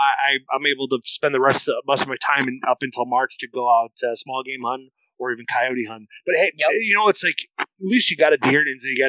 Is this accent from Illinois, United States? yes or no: no; Iowa, United States; growing up in Northern Iowa, is going after cottontail and going after pheasants and squirrels.